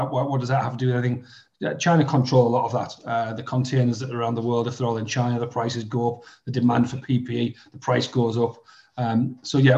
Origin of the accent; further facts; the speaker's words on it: Middlesbrough, North East England, United Kingdom; I grew up in Middlesbrough